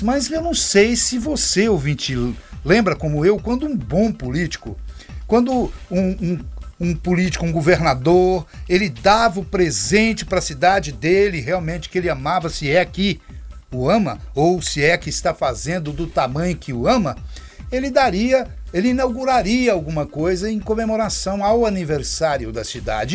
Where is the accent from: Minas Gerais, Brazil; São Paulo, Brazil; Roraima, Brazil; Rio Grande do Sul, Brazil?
Minas Gerais, Brazil; now in Anápolis, Brazil; sou natural de Minas Gerais e desde que vim para cá permaneço em, em, Anápolis